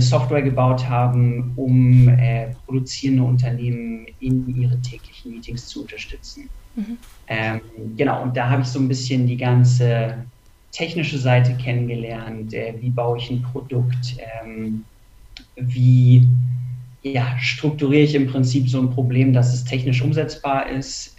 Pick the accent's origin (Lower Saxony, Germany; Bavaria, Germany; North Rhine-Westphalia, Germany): Lower Saxony, Germany; Hanover; moved away as an adult; now in Munich, Germany; ich komme ursprünglich aus Hannover, ähm, bin auch zum Studium äh, nach München gezogen